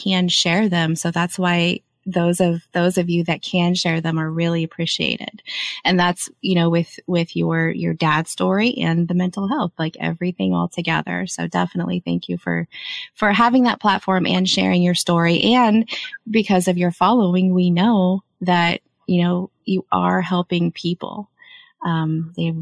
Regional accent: Kansas, United States; I was born in Kansas. I'm from there

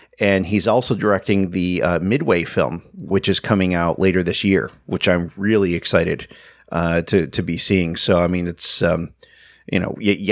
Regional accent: Northeast, United States; I am a Northeasterner

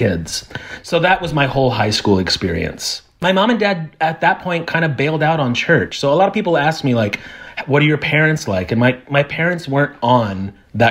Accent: Evansville, Indiana, United States; now in Nashville, United States; I grew up in, I say it's a small town, but anyone in Evansville, Indiana will tell you that it's the fourth largest town in Indiana

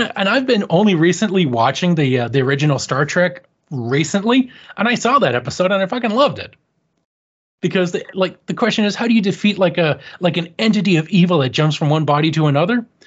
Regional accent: Canada; I'm Canadian

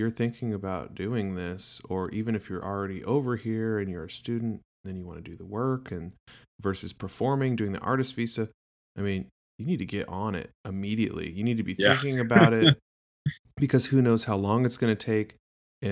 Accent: United States; for Americans

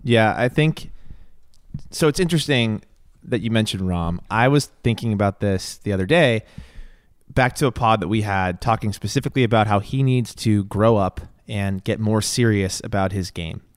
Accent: New England, United States; growing up in New England

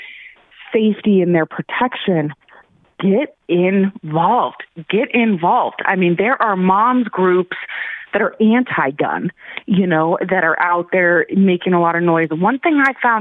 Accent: Aurora, Colorado, United States; born or raised there

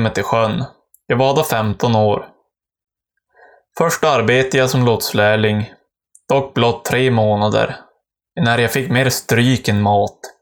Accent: Västernorrland County, Sweden; brev från mina hemtrakter

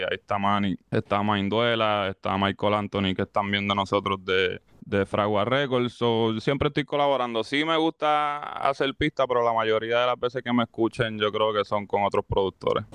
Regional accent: Caguas, Puerto Rico; yo soy de Cagua. Yo vengo, vengo de Notre Dame

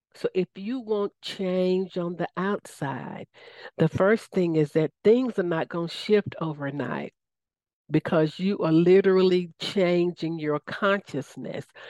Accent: Southern, United States; accent: Southern; my Southern accent

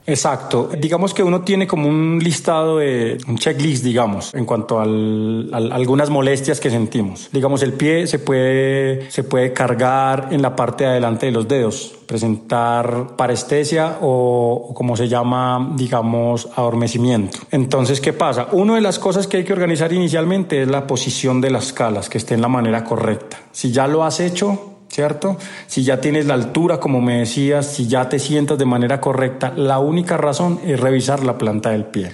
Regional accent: Paipa, Boyacá, Colombia; moved away as an adult; now in Antioquia, Colombia; Yo vivo en Antioquia, pero soy de Paipa, Boyacá. Llevo viviendo en Antioquia 18 años

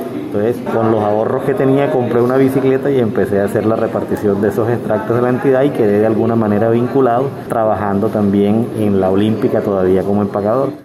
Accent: Barranquilla, Atlántico, Colombia; moved away as an adult; also born or lived in Bogotá; now in Sincelejo, Colombia; soy bogotano, nacido en Bogotá, viví solo tres años allá, educado en Barranquilla, lasallista y vivo en Cincelejo desde el año 91

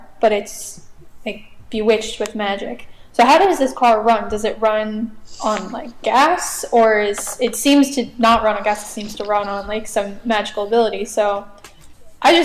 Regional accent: New Jersey, United States; I'm from New Jersey

